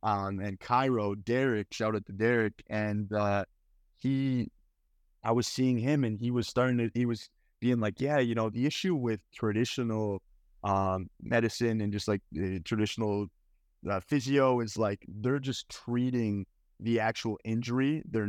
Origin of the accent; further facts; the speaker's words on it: Edmonton, Alberta, Canada; the physical market I'm from Edmonton, is only so big.